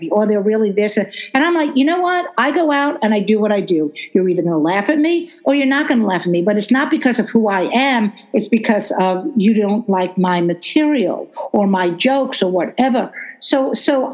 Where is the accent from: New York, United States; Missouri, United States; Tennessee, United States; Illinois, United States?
New York, United States; New York City; I'm from Brooklyn, and the F word is an adjective in Brooklyn